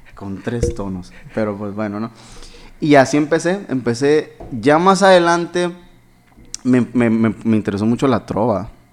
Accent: Hermosillo, Sonora, Mexico; yo nací aquí en Hermosillo

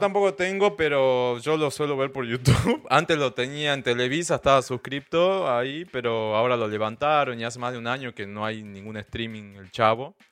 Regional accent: Salta, Argentina; yo soy del norte de Argentina, de la provincia de Salta

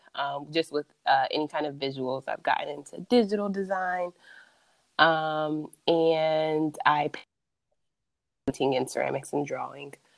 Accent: Columbus, Ohio, United States; moved away as an adult; also born or lived in Hawaii; I am from Columbus, Ohio

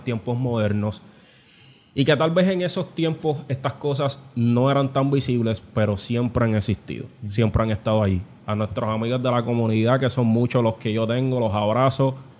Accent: Puerto Rico; como sociedad puertorriqueña

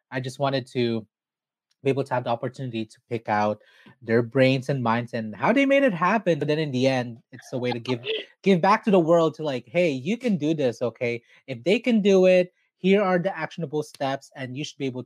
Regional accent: Philippines; especially being Filipino, Filipinx, Filipina, whatever you want, whatever you choose to identify as

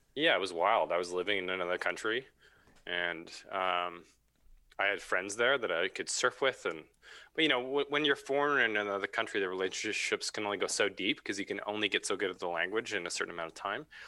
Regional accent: Vancouver, British Columbia, Canada; now in Squamish, Canada; Yeah, I'm from Vancouver. Grew up in Vancouver.

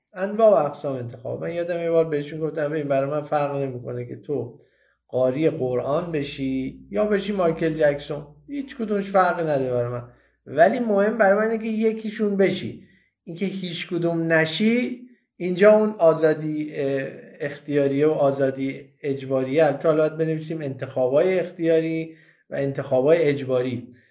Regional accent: Iran; moved away as an adult; ما درست وقتی از ایران مهاجرت کردیم که بچه هامون یک چند تاشون خب وارد نوجوانی شده بودن

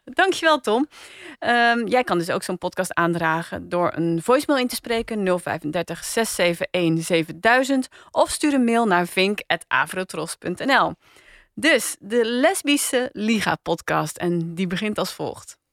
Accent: Rotterdam, South Holland, Netherlands; ik ben opgegroeid in Rotterdam

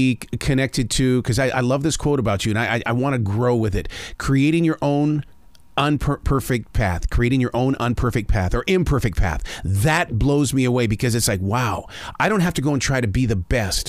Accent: Montana, United States; I'm from Montana

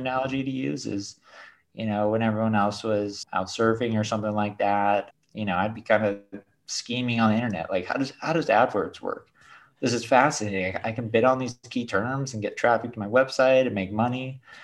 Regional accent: Detroit, Michigan, United States; I was born in Detroit.

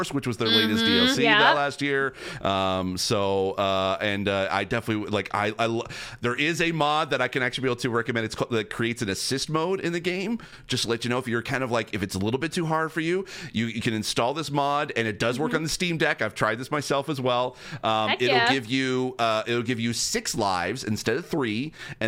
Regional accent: St. Catharines, Ontario, Canada; now in Toronto, Canada; my hometown of St. Catharines, Ontario

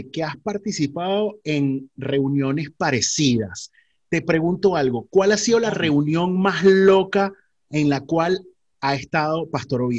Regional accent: Maracay, Aragua, Venezuela; moved away; nosotros somos de la vieja escuela y somos de Maracay

